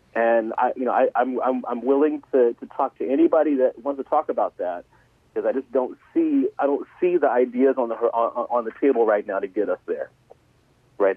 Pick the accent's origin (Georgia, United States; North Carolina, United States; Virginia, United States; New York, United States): Georgia, United States; Atlanta; moved away as an adult; also born or lived in New Hampshire; now in Connecticut, United States; I was re- originally from Atlanta